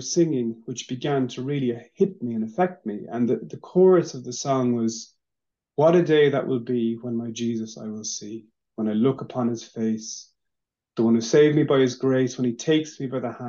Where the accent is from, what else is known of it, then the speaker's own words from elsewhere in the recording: Maynooth, Leinster, Ireland; I was born in Maynooth.